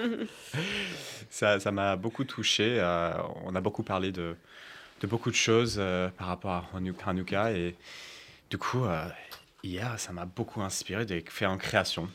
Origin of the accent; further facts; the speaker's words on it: United States; moved away; pendant mon enfance, j'ai grandi aux États-Unis